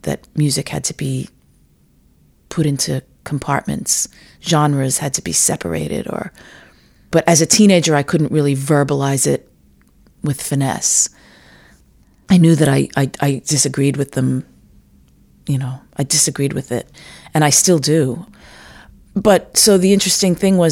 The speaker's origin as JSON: {"language": "English", "town": "New York City", "region": "New York", "country": "United States", "tie": "born or raised there", "said": "I grew up in Rockaway Beach, New York"}